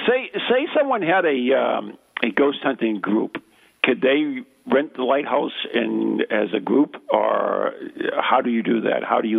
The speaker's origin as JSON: {"language": "English", "region": "Massachusetts", "country": "United States", "said": "I'm from Massachusetts, in case you didn't know, and we have a little bit of accent."}